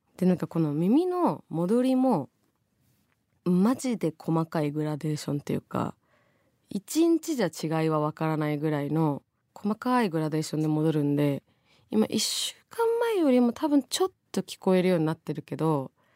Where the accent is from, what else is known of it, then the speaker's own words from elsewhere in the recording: Tokyo, Japan; 王子出身なんで